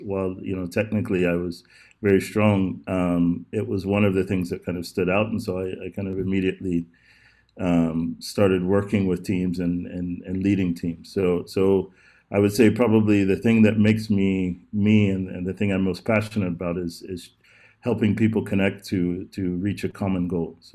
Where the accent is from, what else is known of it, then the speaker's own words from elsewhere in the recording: Texas, United States; also born or lived in Oklahoma; I'm from, I was uh, raised, my father was in the oil business initially. I was raised between Texas and Oklahoma.